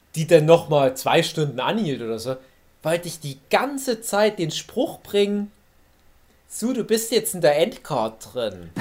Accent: Erzgebirge, Saxony, Germany; moved away; in meiner Heimat, meiner alten Heimat

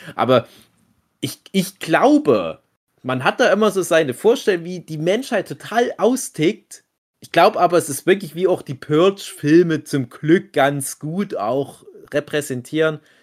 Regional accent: Erzgebirge, Saxony, Germany; bei uns im Erzgebirge, da in Burdelshausen, in Föckinghausen, in Karlsdorf

